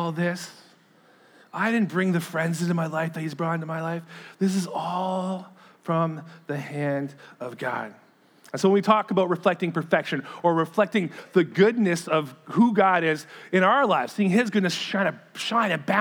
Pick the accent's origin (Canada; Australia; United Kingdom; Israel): Canada; Sarnia, Hamilton, Ontario; It's kind of like my hometown, Sarnia, Hamilton